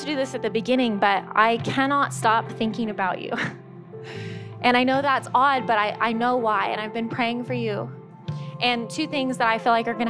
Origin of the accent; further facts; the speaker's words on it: San Diego, California, United States; moved away; I'm from San Diego